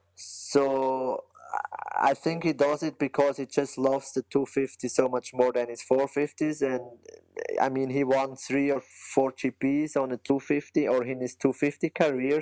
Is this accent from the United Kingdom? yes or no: no; German-speaking Switzerland, Switzerland; English is a second language; I'm from the German part of Switzerland